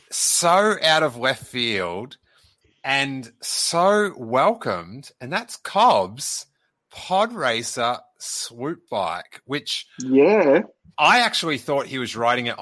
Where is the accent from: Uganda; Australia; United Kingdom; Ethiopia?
Australia; I'm an Aussie. I can read Australian.